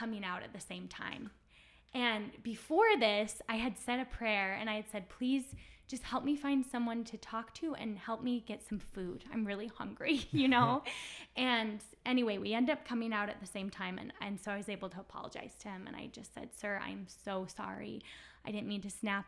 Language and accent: English; United States; I'm this American girl